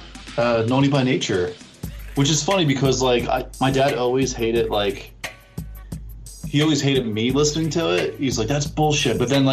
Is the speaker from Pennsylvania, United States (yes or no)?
yes; Philadelphia, Pennsylvania, United States; I'm from Philadelphia.